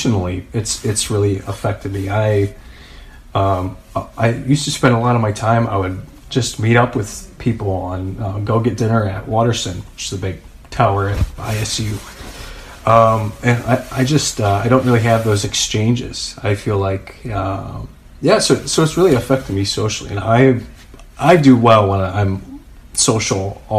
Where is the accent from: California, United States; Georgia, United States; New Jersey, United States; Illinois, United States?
Illinois, United States; St. Charles; I grew up right across from St. Charles East